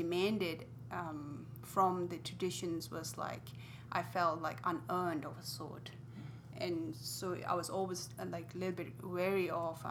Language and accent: English; India; also born or lived in Tibet; now in United States; brought up in India